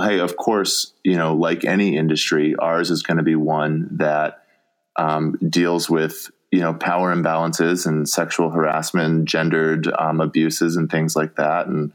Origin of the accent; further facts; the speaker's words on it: Colorado, United States; moved away as an adult; also born or lived in New York; now in Minnesota, United States; I'm from Colorado. Right. And so like, we know how to like downhill ski, like I've done that all my life